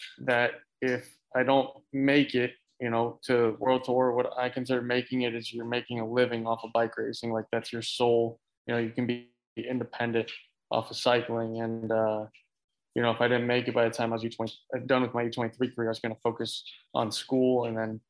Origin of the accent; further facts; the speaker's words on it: Clermont, Florida, United States; I grew up in Claremont, Florida